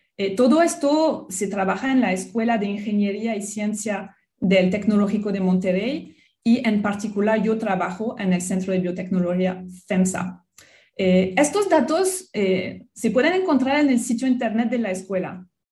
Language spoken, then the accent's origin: Spanish; France; Spanish is a second language; also born or lived in Australia; now in Mexico; soy francesa. Mi acento, pues creo que nunca se va a ir